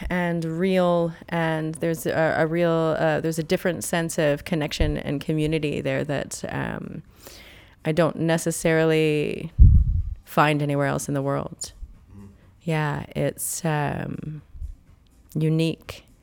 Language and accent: English; Omemee, Ontario, Canada; Uh, Omemee, Ontario.